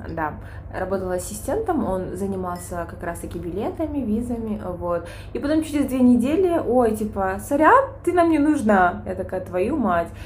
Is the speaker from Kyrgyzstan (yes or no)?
yes; Kyrgyzstan; moved away as an adult; also born or lived in Bishkek / China; now in Dubai, United Arab Emirates; родом с Кыргызстана, да, я забыла это сказать. А, живу в Бишкеке